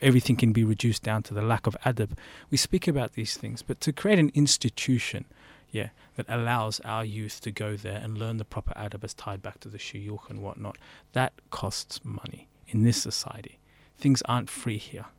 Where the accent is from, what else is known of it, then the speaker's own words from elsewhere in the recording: United Kingdom; now in Melbourne, Australia; I was born in the UK.